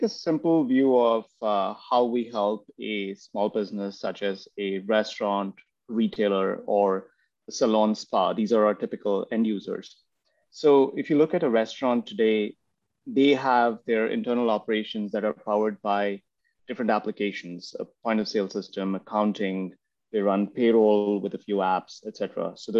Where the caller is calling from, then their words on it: Pune, Maharashtra, India; I'm in a city called Pune in India. It's about 100 miles from Mumbai.